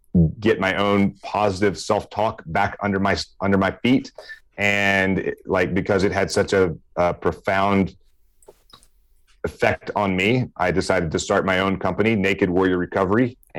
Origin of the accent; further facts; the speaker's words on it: Meridian, Mississippi, United States; accent: Southern; now in Hawaii, United States; I grew up in Meridian, Mississippi.